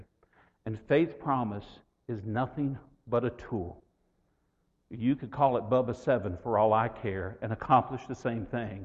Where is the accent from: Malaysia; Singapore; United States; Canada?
United States; West Texas; I grew up in West Texas